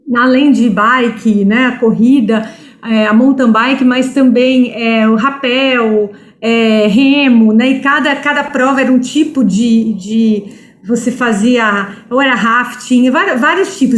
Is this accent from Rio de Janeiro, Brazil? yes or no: no; Espírito Santo, Brazil; moved away as an adult; now in São Paulo, Brazil; eu sou capixaba, né? A, a, a, minha família toda mora lá, né? Pai, mãe, irmãos. Mas eu já estou em São Paulo há 25 anos.